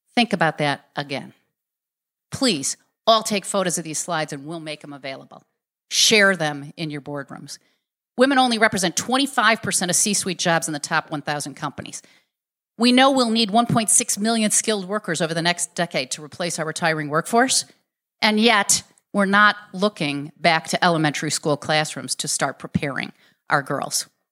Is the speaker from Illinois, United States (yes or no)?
yes; Chicago, Illinois, United States; I was born in Garfield Park, Illinois. That's the southwest side of Chicago